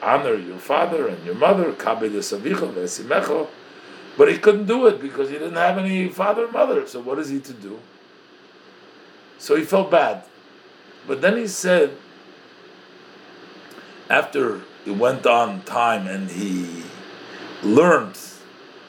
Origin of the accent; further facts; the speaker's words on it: Brooklyn, New York, United States; I grew up in Brooklyn, I grew up by the Rebbe